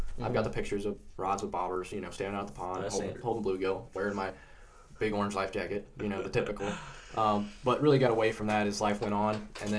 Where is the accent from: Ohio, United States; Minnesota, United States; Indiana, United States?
Indiana, United States; Indianapolis; I'm from Indianapolis.